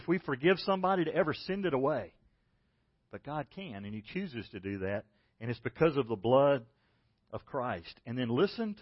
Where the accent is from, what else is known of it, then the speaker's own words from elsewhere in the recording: Macon, Georgia, United States; I grew up in Macon, Georgia